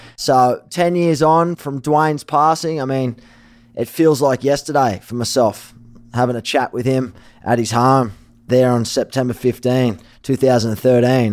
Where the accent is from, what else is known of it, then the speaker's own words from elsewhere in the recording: Sydney, New South Wales, Australia; moved away; also born or lived in Gold Coast / Manly; I was born in Sydney before I moved to the Gold Coast. My family lived in Manly.